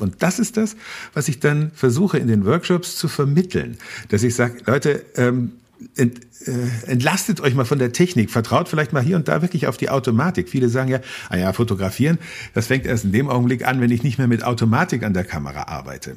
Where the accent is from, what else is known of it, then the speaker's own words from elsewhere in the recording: Berchtesgadener Land, Bavaria, Germany; moved away; ich habe einen wichtigen Teil meiner Kindheit im Berchtesgadener Land rund um den Königssee verbracht